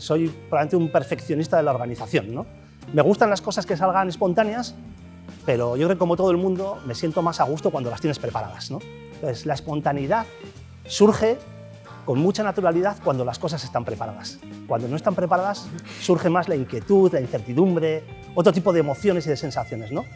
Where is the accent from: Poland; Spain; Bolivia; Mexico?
Spain; Castro Urdiales, Cantabria; moved away; also born or lived in Bilbao / Santander; Nací en Bilbao, sí, nací en Bilbao, pero soy de Castro.